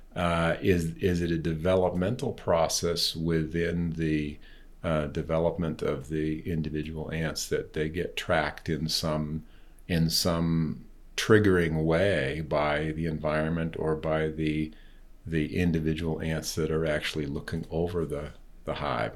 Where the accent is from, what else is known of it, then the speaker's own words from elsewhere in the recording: East Coast, United States; also born or lived in California; now in Colorado, United States; having grown up in the East Coast